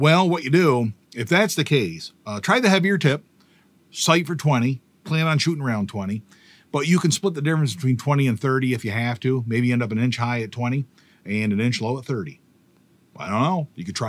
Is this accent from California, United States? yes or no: no; Pennsylvania, United States; But I grew up in Bradford County in PA. We're from counties, not towns.